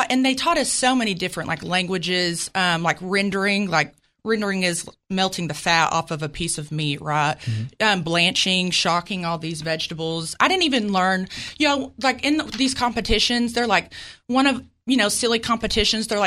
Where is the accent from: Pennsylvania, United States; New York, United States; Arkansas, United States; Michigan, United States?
Arkansas, United States; Jonesboro; born or raised there; accent: Southern; moved away as an adult; now in Virginia Beach, United States